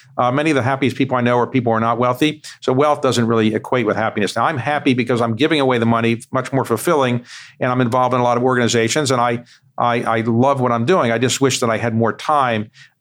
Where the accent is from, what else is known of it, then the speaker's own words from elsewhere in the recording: United States; when I was growing up in the United States